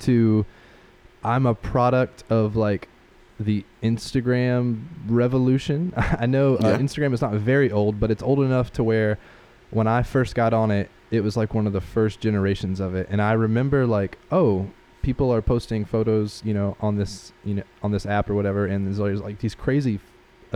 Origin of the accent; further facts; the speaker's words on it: Spartanburg, South Carolina, United States; now in Greenville, United States; I grew up in Spartanburg